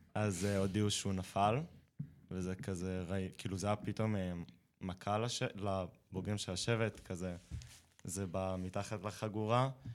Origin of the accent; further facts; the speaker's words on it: Eilat, Southern District, Israel; אז אני אילתי, ובאילת